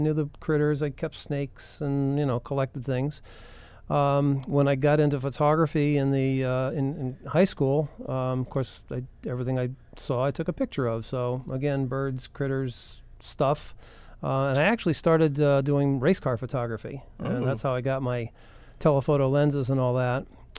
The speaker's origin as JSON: {"language": "English", "region": "New England", "country": "United States", "tie": "born or raised there", "said": "growing up in New England, a fellow that lived down the road not too far from my house was Roger Torrey Peterson."}